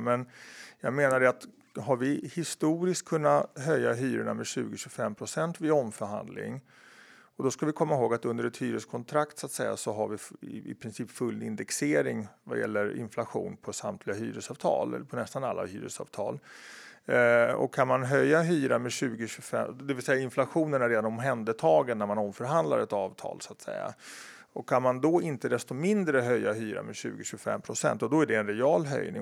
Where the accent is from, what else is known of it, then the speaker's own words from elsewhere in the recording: Stockholm, Stockholm County, Sweden; när jag växte upp på Kungsholmen